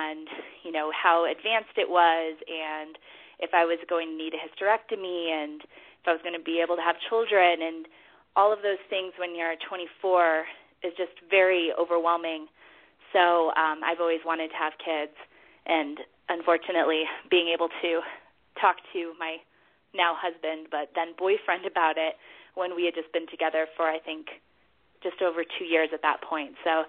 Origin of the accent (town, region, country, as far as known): Denver, Colorado, United States; born or raised there; also born or lived in New York